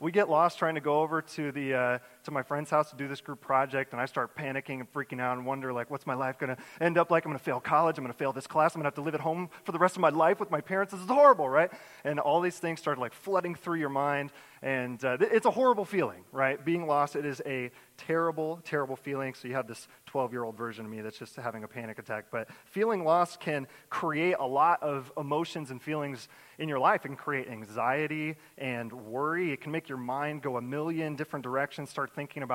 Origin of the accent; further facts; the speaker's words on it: Jacksonville, Florida, United States; moved away as an adult; now in New York, United States; I grew up in the great city of Jacksonville, Florida